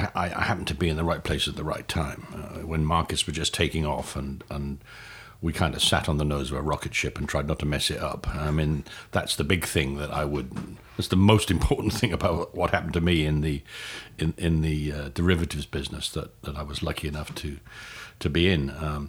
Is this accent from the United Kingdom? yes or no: yes; Newport, Wales, United Kingdom; moved away as an adult; also born or lived in London, United Kingdom; now in United States; I'm an American now, but I'm a Welsh-born American. I grew up in Newport, and I did actually leave Newport when I went to college in London when I was 18.